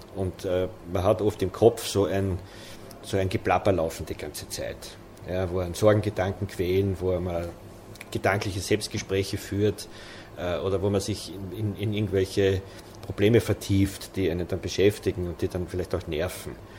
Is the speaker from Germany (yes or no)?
no; Waldviertel, Lower Austria, Austria; Ich bin im Waldviertel aufgewachsen